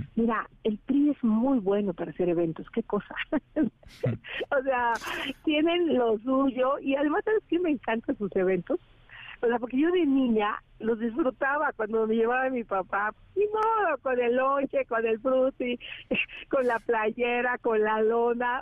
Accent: Tepatepec, Hidalgo, Mexico; moved away; salí de Tepatepec

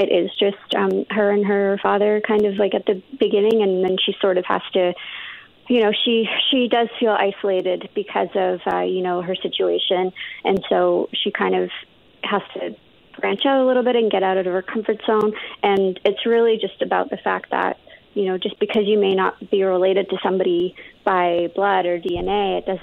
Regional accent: Canada; also born or lived in London / India (ancestry); I grew up in Canada, but like my parents are from India, and then we grew up mostly in London before coming over to Canada

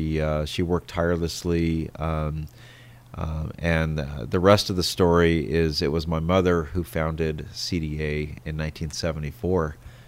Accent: San Diego, California, United States; I did. I grew up in San Diego.

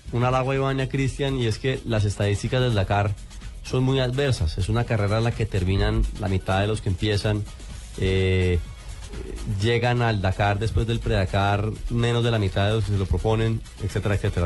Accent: Colombia

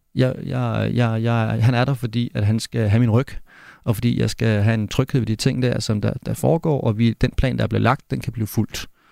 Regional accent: Denmark; jeg kommer trods alt fra Danmark

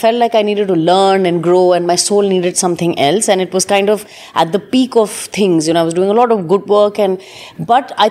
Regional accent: Delhi, India; I was born and brought up in Delhi

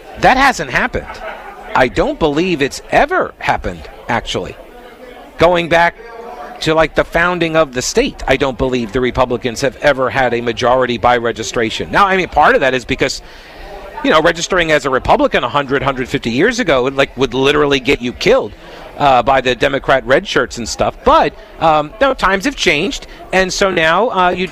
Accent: New York, United States; now in North Carolina, United States; I'm from New York

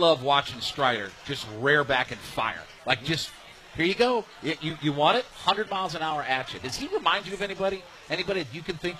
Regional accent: Ohio, United States; I grew up in Northeast Ohio as an Indians fan, so my whole life

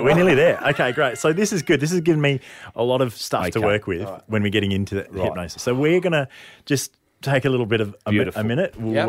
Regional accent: Adelaide, South Australia, Australia; Adelaide's my hometown.

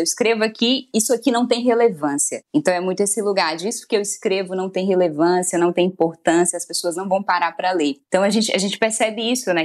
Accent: Maranhão, Brazil; moved away as an adult; also born or lived in Goiânia; Eu sou do Maranhão, fui cursar jornalismo em Goiânia

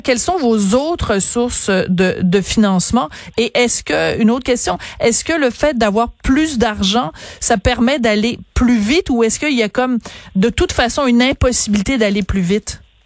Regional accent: Quebec, Canada; chez nous au Québec

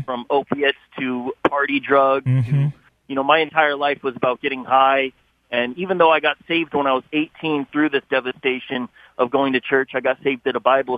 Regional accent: San Jose, California, United States; I'm born and raised in San Jose, California

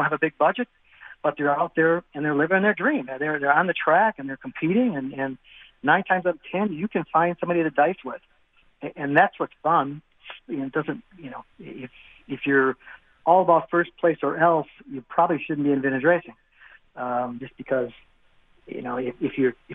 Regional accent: Wisconsin, United States; I'm from Wisconsin. I'm only a few miles from the Slinger track

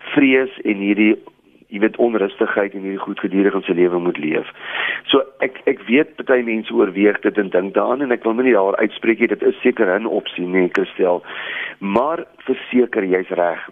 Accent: South Africa

